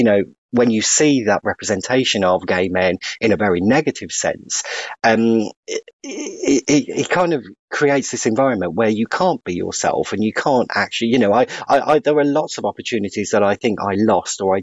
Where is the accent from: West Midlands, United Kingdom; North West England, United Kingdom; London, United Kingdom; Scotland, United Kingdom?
West Midlands, United Kingdom; West Bromwich; I was really lucky to grow up in the West Midlands